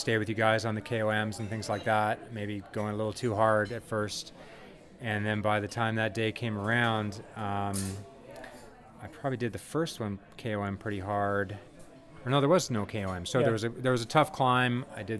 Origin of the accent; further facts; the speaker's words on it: Vancouver, British Columbia, Canada; now in Scottsdale, United States; I am originally from Vancouver, Canada. And I live now in Scottsdale, Arizona with my wife, beautiful wife, and Claudia, and Olivia, my 8-year-old daughter.